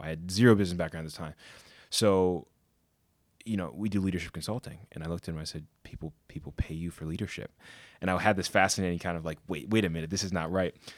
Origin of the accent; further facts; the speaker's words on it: Connecticut, United States; growing up in Connecticut